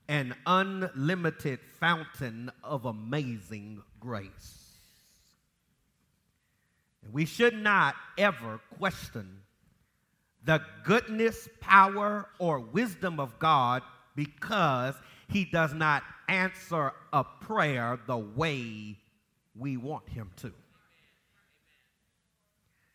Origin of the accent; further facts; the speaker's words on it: Los Angeles, California, United States; now in Jacksonville, United States; flying home from Detroit to Los Angeles